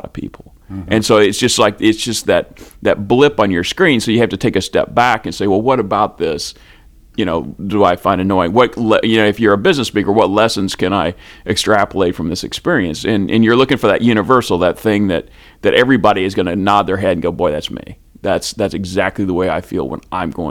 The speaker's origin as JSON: {"language": "English", "country": "United States", "said": "I am an American speaker"}